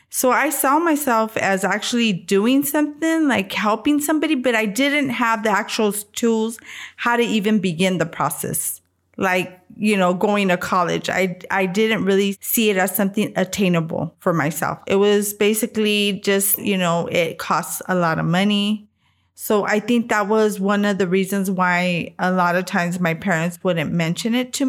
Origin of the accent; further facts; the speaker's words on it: San Antonio, Texas, United States; I am 49 years old. I am from San Antonio, Texas